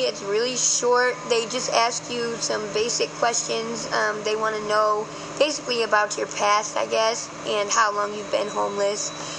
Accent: Ohio, United States; now in San Francisco, United States; No, I'm originally from Ohio.

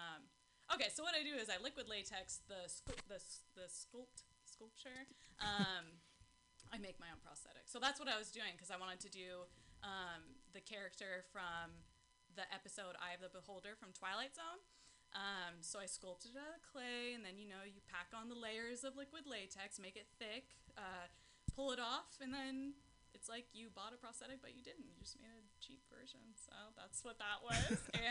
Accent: Pacifica, California, United States; I'm born and raised in Pacifica, right? Taco Bell Beach, that's what we call it

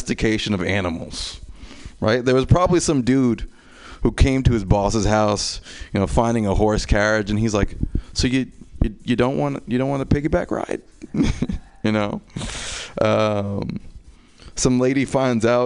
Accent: New York City, New York, United States; I'm from New York, Queens

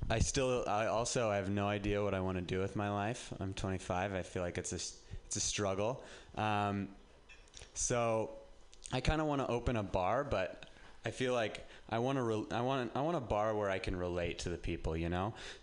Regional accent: Reno, Nevada, United States; moved away as an adult; now in San Francisco, United States; I'm from Reno, and just getting out of Reno and living in San Francisco

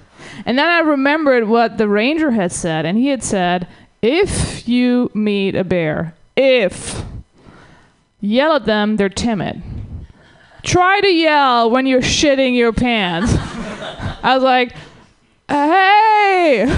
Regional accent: Germany; English is a second language; now in United States; So I'm from the Germany, and what's funny is that I always thought that this country is so great. Like when I was growing up

